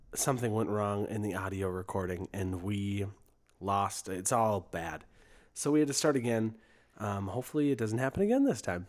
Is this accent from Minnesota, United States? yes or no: yes; St. Joseph, Minnesota, United States; Bad Habit Brewing Company in Saint Joseph, Minnesota, my hometown.